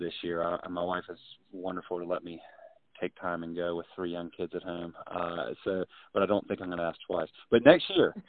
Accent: North Carolina, United States; I grew up in North Carolina. I've been here my whole life.

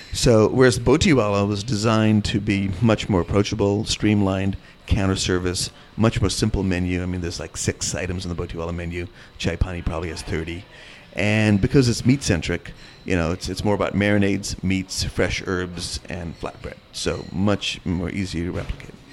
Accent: India; also born or lived in North Carolina; now in American South, United States; I'm from India and I happen to live in the South

